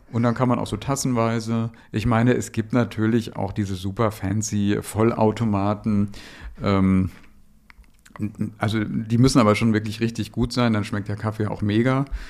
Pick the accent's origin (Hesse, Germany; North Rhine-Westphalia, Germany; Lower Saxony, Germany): North Rhine-Westphalia, Germany; Dortmund; moved away; in meiner Heimat dem Ruhrpott